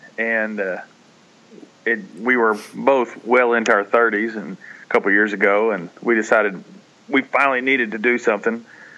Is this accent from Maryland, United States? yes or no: no; Kentucky, United States; You know, like I said, obviously it's a, you know, the home of bluegrass, and we don't live, you know, Paul and I, neither one live more than an hour from where … is buried